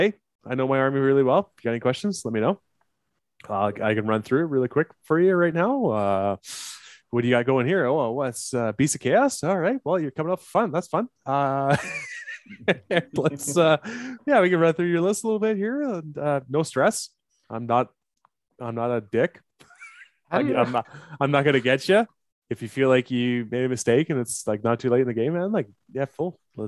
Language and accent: English; Canada; Hello, I am from Canada and they say I'm a little slow. Eh?